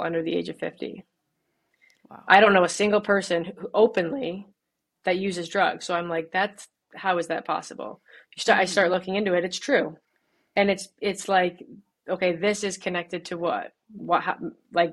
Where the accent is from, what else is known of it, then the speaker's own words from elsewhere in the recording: Birmingham, Michigan, United States; I grew up in Birmingham, Michigan